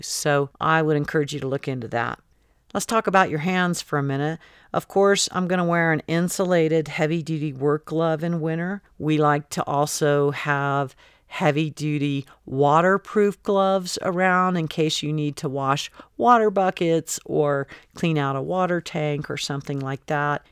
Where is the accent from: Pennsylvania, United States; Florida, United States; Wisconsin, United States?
Florida, United States; now in Colorado, United States; I grew up in Florida